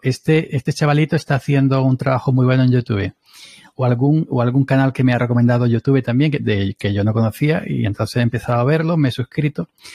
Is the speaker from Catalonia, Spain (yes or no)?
no; Andalusia, Spain; somos andaluces los dos